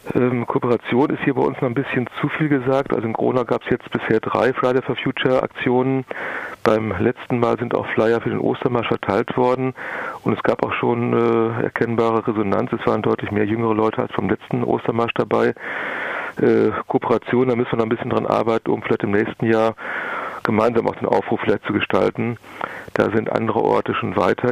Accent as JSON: {"language": "German", "country": "Germany", "said": "hier bei uns in Deutschland"}